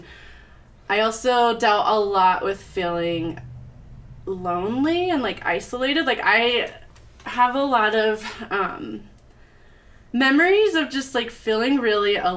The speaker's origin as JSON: {"language": "English", "town": "Littleton", "region": "Colorado", "country": "United States", "tie": "born or raised there", "said": "I grew up in Littleton, Colorado."}